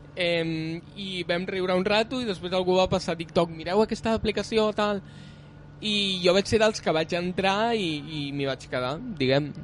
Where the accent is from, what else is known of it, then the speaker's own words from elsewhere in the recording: Barcelona, Catalonia, Spain; also born or lived in Vilanova i la Geltrú; jo sóc de Barcelona